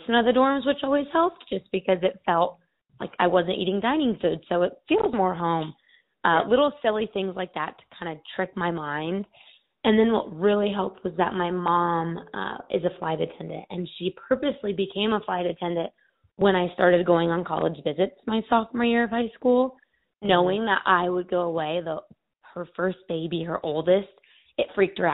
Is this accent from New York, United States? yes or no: no; Phoenix, Arizona, United States; also born or lived in Oxford, Ohio; I'm from Phoenix, Arizona, and I moved about 1,800 miles away to Oxford, Ohio